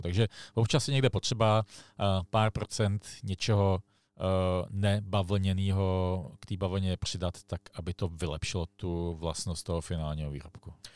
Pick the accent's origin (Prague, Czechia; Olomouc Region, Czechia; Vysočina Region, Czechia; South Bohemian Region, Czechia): Prague, Czechia; já jsem sice z Prahy